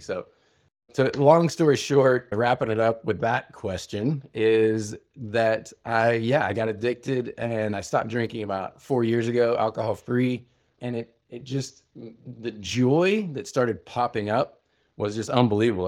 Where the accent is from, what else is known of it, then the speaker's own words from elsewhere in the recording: Oklahoma, United States; a man's man growing up in Oklahoma